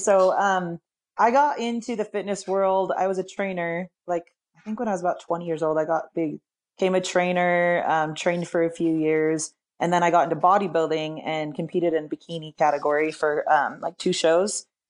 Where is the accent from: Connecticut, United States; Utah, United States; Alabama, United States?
Utah, United States; Salt Lake City; I'm in Salt Lake City, Utah. I was born and raised here